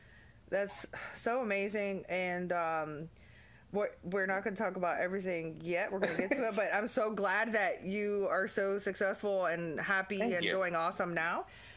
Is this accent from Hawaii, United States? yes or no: yes; Honolulu, Hawaii, United States; born there; Yeah. I was born in Honolulu.